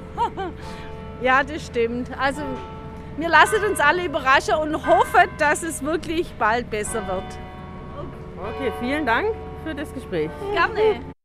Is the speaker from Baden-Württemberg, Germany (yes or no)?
yes; Nürtingen, Baden-Württemberg, Germany; Wir kommen äh, aus Nürtingen